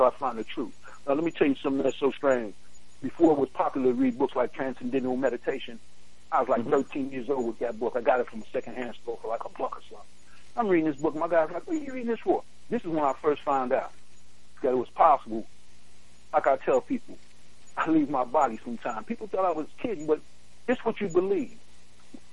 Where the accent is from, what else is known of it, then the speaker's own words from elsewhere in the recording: New York City, New York, United States; I grew up in Brooklyn, East New York